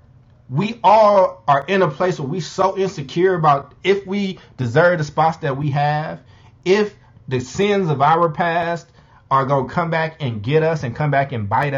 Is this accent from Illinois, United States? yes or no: yes; Chicago, Illinois, United States; my hometown of Chicago